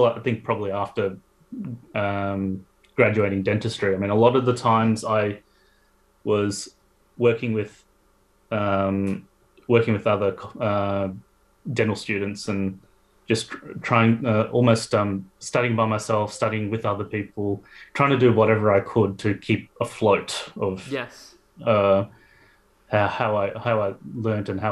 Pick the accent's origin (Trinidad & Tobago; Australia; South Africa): Australia; Melbourne, Victoria; moved away as an adult; also born or lived in Adelaide; now in Sydney, Australia; I'm from Melbourne originally